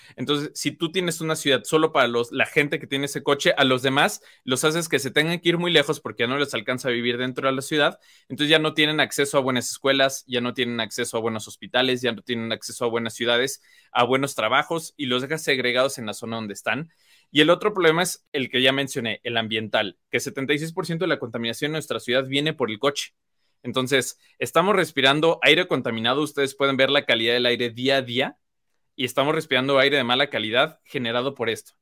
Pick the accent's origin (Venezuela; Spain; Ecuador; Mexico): Mexico; León, Guanajuato; el aire que respiramos todos los leoneses